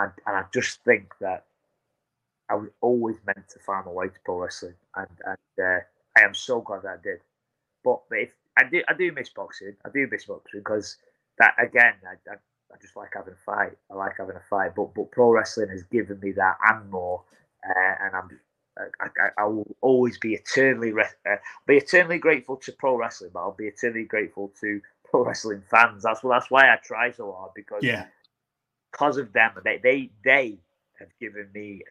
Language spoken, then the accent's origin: English; Blackpool, North West England, United Kingdom; That's my hometown